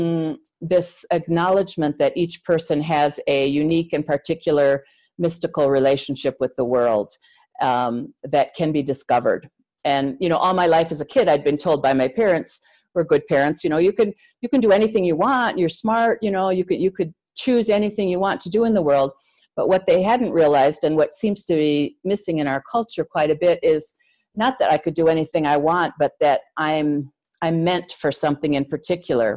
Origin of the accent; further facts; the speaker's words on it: Midwest, United States; moved away as an adult; also born or lived in Chicago area / Santa Fe area; I grew up in the Midwest, USA, in a smallish town, kind of outside town.